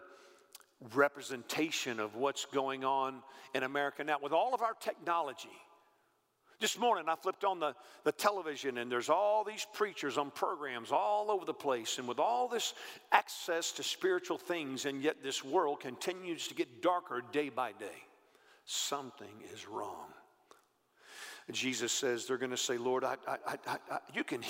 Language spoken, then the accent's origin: English; Texas, United States; I grew up in Texas